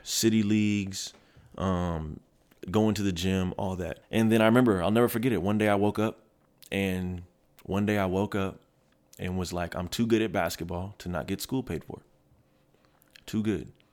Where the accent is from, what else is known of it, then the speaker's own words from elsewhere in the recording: Kent, Washington, United States; moved away as an adult; also born or lived in Seattle / Federal Way / Germany / Red Deer, Alberta; I'm from Kent. Um, so I went to Kent Meridian my first three years of high school. I lived with my mom